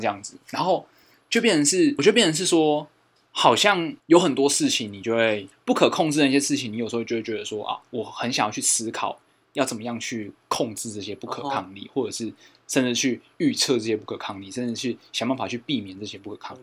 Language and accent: Chinese; Fengshan, Kaohsiung, Taiwan; 我们凤山的旧城区